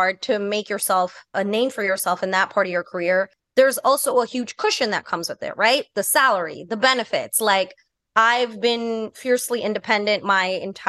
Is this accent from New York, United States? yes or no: yes; New York City, New York, United States; I grew up in New York City